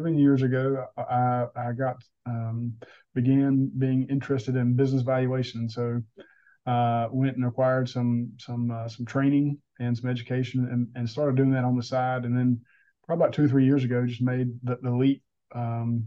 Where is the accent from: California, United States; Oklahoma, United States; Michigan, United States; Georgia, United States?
Georgia, United States; South; now in North Carolina, United States; I'm originally from South Georgia. That's probably what you hear.